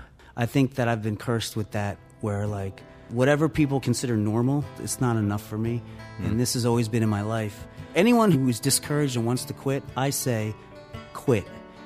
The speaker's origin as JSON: {"language": "English", "town": "Columbus", "region": "Ohio", "country": "United States", "tie": "born or raised there", "also_born_or_lived": "Philadelphia / Long Island", "said": "I was born in Philly, and we lived in Ohio for my formative years in Columbus, and then moved to the North Shore of Long Island. And then for college, I went to Philly, and I lived there for 23 years."}